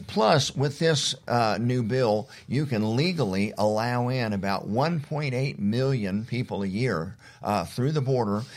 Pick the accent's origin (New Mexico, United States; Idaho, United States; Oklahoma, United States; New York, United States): Oklahoma, United States; those of us that have grown up in Oklahoma